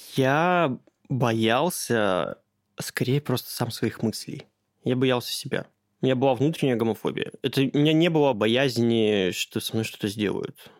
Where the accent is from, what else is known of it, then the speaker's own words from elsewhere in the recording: Caucasus, Kabardino-Balkaria, Russia; Я просто родом из Кавказа, из Кабардино-Балкарии